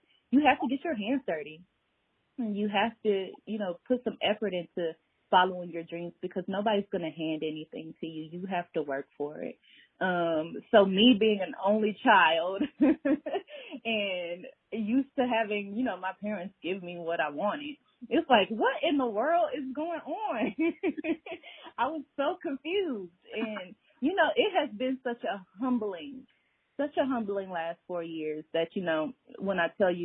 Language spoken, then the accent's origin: English; Atlanta, Georgia, United States; I am born and raised in Atlanta